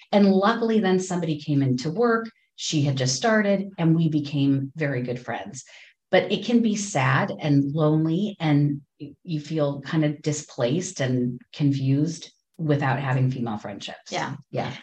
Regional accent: Ohio, United States; moved away as an adult; also born or lived in Richmond, Virginia / Boston / Los Angeles; now in Pacific Northwest, United States; I grew up in Ohio, and then I moved to Richmond, Virginia, then Boston, then Los Angeles, then here

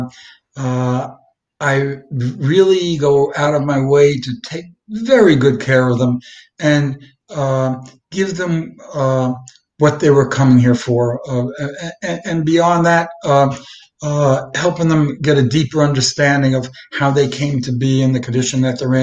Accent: New York City, New York, United States; I grew up in the Brooklyn, Manhattan

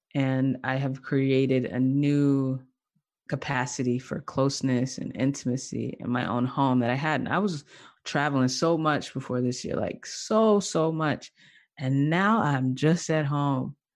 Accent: the South, United States; now in Durham, North Carolina, United States; I'm from the South, I moved back to the South, uh, last year

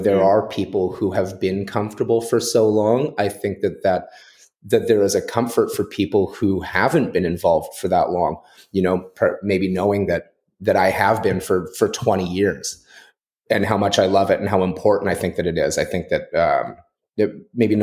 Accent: Nanaimo, British Columbia, Canada; I grew up in Nanaimo on Vancouver Island

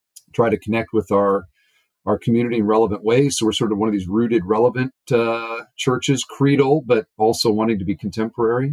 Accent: Cedar Falls, Iowa, United States; also born or lived in Northwest Indiana; now in Indiana, United States; I grew up in Cedar Falls, Iowa

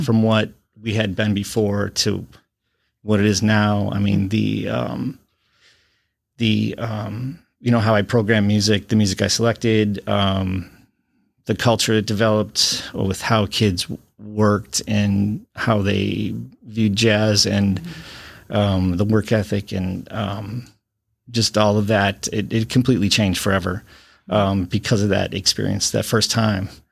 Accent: Watertown, Wisconsin, United States; also born or lived in Illinois; now in Beloit, United States; I am a Wisconsin native. I've been, um, I'm from Watertown, Wisconsin

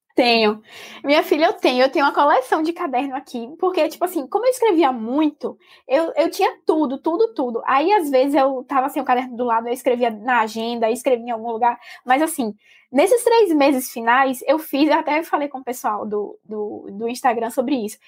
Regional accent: Salvador, Bahia, Brazil; moved away as an adult; also born or lived in Minas Gerais; sou de Salvador, mas estou me mudando agora para Minas

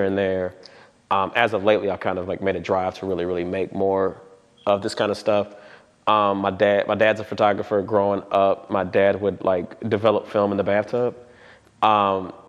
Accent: Atlanta, Georgia, United States; I'm from West Atlanta. I was born here, been here for a long time

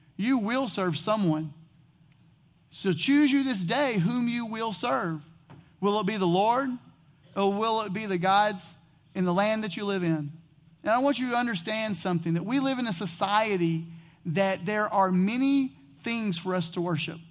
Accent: Texas, United States; I grew up in Texas, and being from Texas, I am a huge Dallas Cowboy fan

